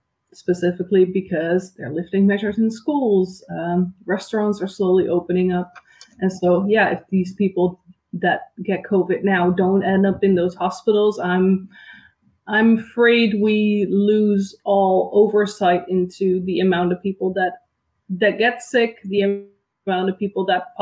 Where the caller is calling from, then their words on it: Netherlands; I'm calling in from the Netherlands.